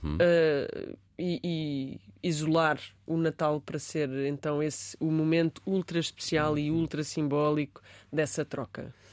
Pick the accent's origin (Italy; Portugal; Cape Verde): Portugal; Beja, Alentejo; eu nasci em Beja